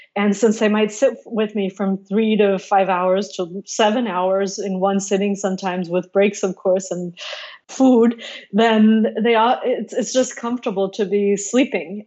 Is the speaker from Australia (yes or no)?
no; Mexico City, Mexico; which actually we had in my garden growing up in Mexico City